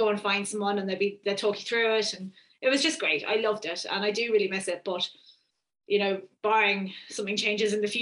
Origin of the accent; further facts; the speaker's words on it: Isle of Man; I grew up on the Isle of Man